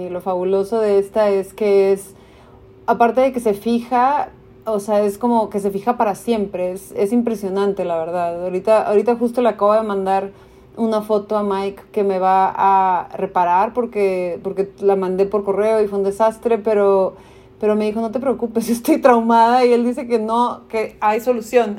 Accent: Tijuana, Baja California, Mexico; also born or lived in United States; yo crecí en Tijuana con un pasaporte de Estados Unidos

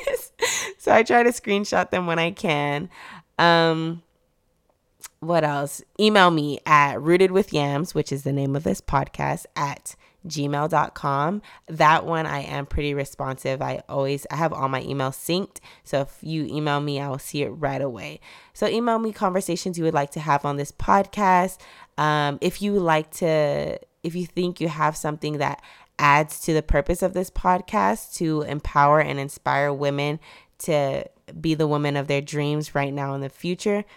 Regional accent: Texas, United States; I was born in Texas. I'm a Texas babe.

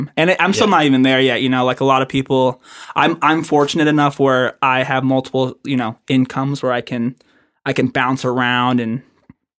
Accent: Las Vegas, Nevada, United States; also born or lived in Reno; I'm born and raised in Las Vegas.

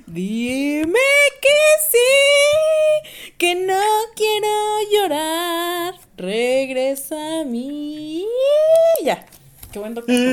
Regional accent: Mexico; pero pues yo también nací en el centro, güey. Sí, güey. Pues o sea, está mi casa. Ahí somos mexicanos

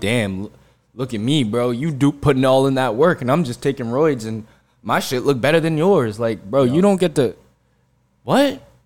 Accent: New Jersey, United States; we are from Central Jersey and that place exists

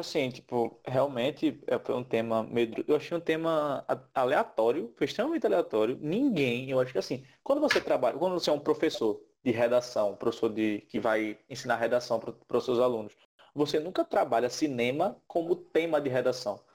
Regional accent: Recife, Pernambuco, Brazil; sou de Recife

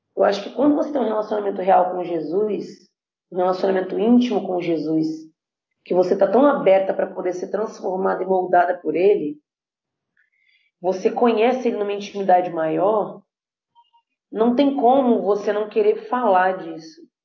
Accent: Vitória, Espírito Santo, Brazil; moved away; sou nascida criada por um tempo em Vitória Espírito Santo

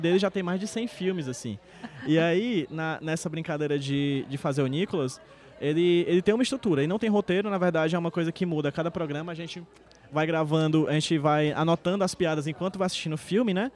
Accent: Northeast Brazil, Brazil; eu sou nordestino

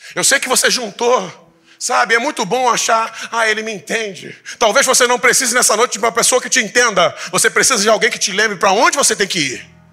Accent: Tanguá, Rio de Janeiro, Brazil; eu nasci em Tanguá

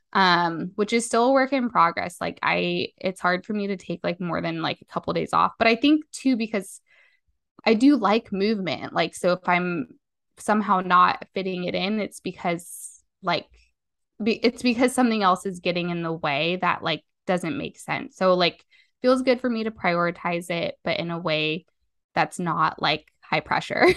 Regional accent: Las Vegas, Nevada, United States; I'm from Las Vegas, Nevada

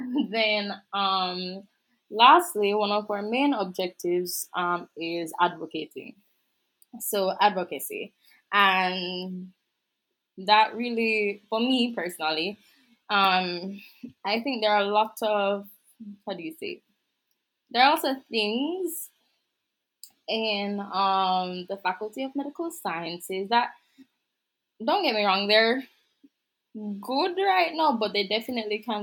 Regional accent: Saint Catherine, Jamaica; Jamaica. Don't remember which parish

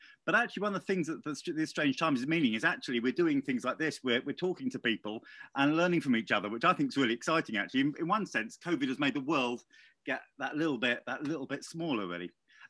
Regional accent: England, United Kingdom; I was very much on my own as the only Englishman actually living on site.

